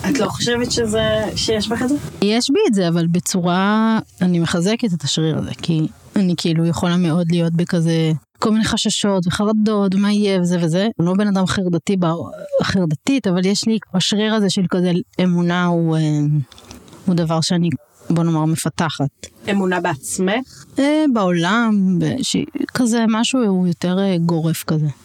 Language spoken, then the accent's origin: Hebrew; Jerusalem, Jerusalem District, Israel; אני כזה די ירושלמית, נולדתי שם, ואז ההורים שלי עברו ליישוב, להתנחלות. אני גתל"שית, אז אה, זה המקום שלי.